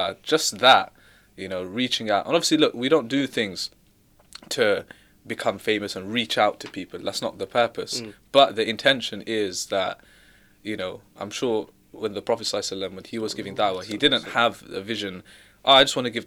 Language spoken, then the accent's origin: English; London, United Kingdom; I'm from London